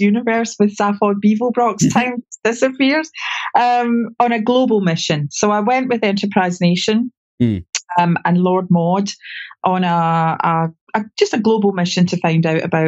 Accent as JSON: {"language": "English", "region": "Scotland", "country": "United Kingdom", "said": "I'm Scottish"}